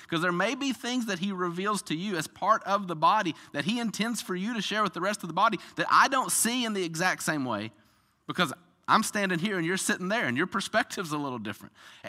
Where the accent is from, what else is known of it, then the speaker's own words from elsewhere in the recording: the South, United States; This is what I do every single day. I'm from the South